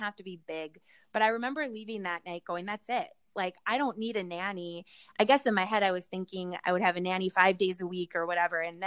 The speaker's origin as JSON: {"language": "English", "region": "Minnesota", "country": "United States", "said": "We're from Minnesota or the Midwest"}